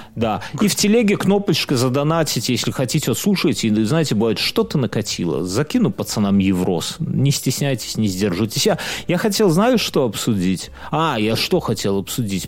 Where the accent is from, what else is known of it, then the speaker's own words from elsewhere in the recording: Belarus; все мы же белорусы